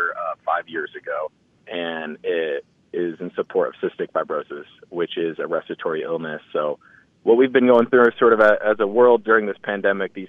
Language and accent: English; Indianapolis, Indiana, United States; I was born in Indy, so I went to a lot of Colts games